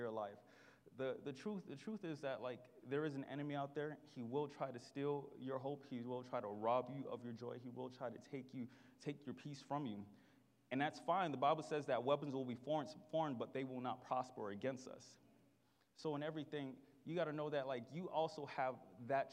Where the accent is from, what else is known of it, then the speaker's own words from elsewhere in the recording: Miami, Florida, United States; I am from Miami. And if you know anything about Miami, we aren't nice to each other